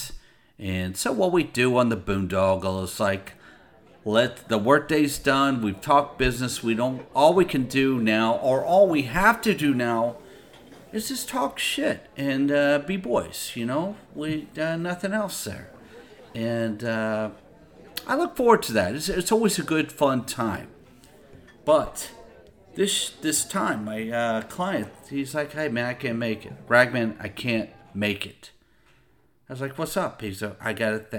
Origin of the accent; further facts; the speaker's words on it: Texas, United States; I am from Texas